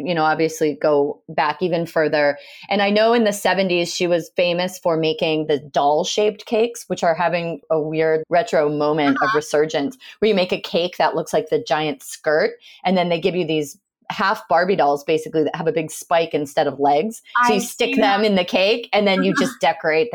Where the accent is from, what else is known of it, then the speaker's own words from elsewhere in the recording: Rhode Island, United States; I grew up in Rhode Island